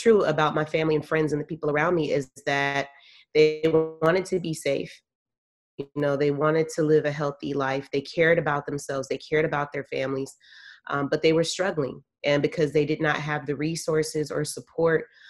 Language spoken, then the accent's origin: English; San Francisco, California, United States; I'm a native of San Francisco, born and raised